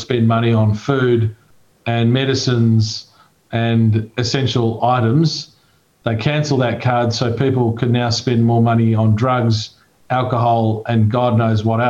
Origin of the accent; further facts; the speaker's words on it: Australia; I've always been a proud Australian